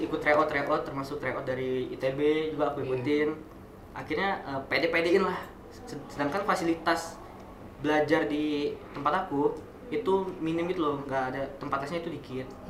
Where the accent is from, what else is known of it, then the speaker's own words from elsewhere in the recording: Kalianda, Lampung, Indonesia; moved away as an adult; now in Bandung, Indonesia; aku juga nggak dari Bandar Lampung karena aku dari Kalianda